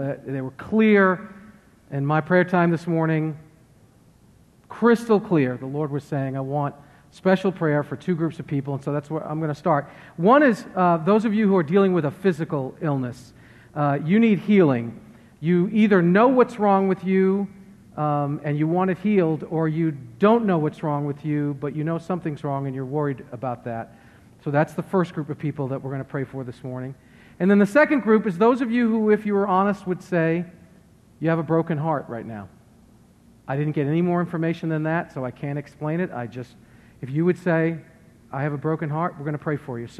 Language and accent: English; Worcester, Massachusetts, United States; moved away; I'm from Worcester, Massachusetts, and there's a heavy Roman Catholic presence.